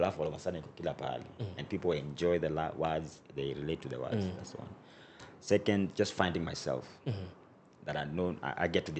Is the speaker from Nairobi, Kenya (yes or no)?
yes; Nairobi, Kenya; growing up in Dandora, bro, 20 years ago